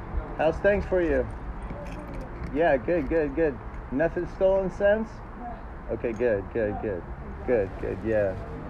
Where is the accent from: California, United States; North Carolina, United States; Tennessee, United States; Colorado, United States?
California, United States; Glendale; I grew up in Glendale. I was born out there.